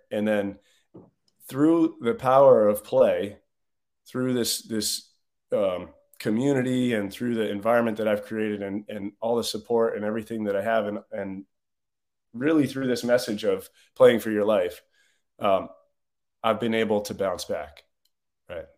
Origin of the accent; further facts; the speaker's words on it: Northeast, United States; I grew up in a, a blue collar family on, in the Northeast